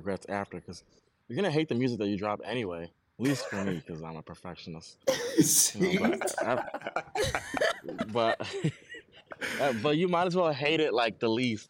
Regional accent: New York City, New York, United States; I'm from New York

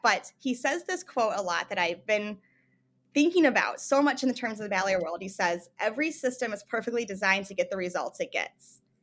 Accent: Michigan, United States; moved away as an adult; also born or lived in Tucson, Arizona / Missouri; I grew up in Michigan

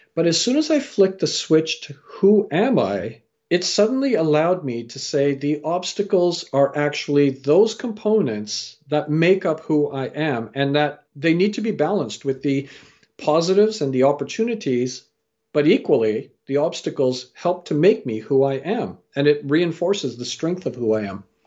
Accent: Canada; also born or lived in England / Fiji (parents) / India (grandparents); I was born in England, raised in Canada

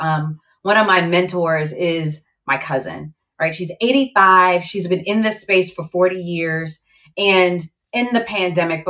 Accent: Virginia, United States; also born or lived in Barbados; I was born in Barbados. My family's from the Caribbean and grew up in Virginia

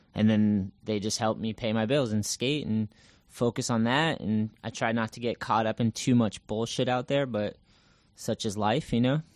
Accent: Massachusetts, United States; also born or lived in California; I'm originally from Massachusetts, and I grew up skating here.

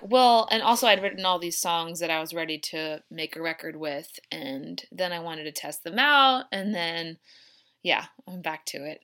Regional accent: Downingtown, Pennsylvania, United States; now in Nashville, United States; I grew up outside of Philadelphia in a little town called Downing Town

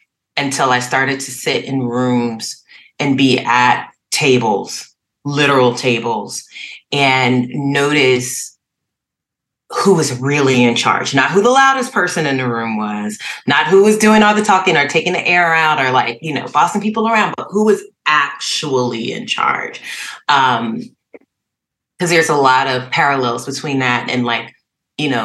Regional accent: Trenton, New Jersey, United States; I was born in Trenton, New Jersey, at Mercer County Hospital

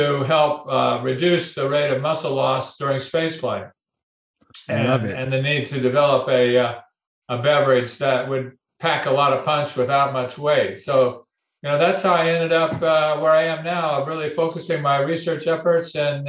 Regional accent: California, United States; I grew up in California

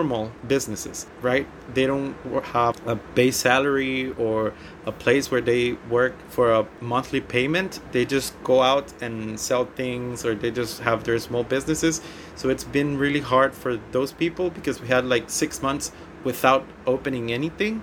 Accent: San Pedro Sula, Cortés, Honduras; I'm from San Pedro Sula, Honduras, in Central America.

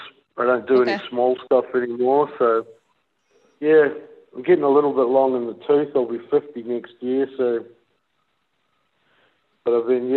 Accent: New Zealand; now in Perth, Australia; I'm originally from New Zealand. I'm currently in Perth, Australia.

